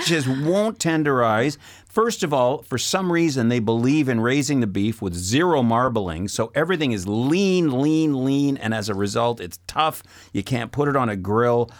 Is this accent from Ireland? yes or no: no; Saskatoon, Saskatchewan, Canada; moved away as an adult; also born or lived in Lloydminster, Alberta / Moose Jaw / Regina / Calgary; now in Montreal, Canada; I'm a prairie guy. I was born out in Saskatoon in Saskatchewan